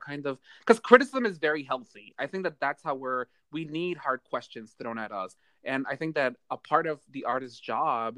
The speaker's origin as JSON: {"language": "English", "town": "Baltimore", "region": "Maryland", "country": "United States", "said": "I'm from Baltimore"}